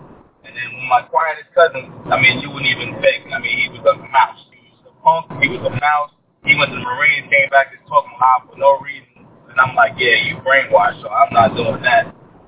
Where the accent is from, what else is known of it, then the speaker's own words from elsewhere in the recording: New York, United States; also born or lived in Trinidad; grew up in New York, man, trying to do the right thing. My parents came up to the States, didn't have much.